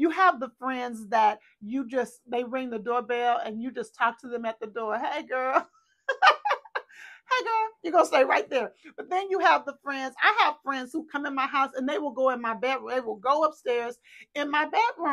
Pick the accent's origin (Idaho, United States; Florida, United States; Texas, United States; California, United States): Texas, United States; we're from Texas